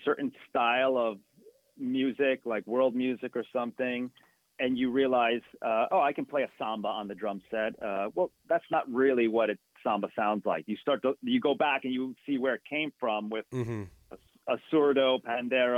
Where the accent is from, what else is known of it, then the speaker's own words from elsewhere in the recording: New Jersey, United States; I grew up, born and raised in New Jersey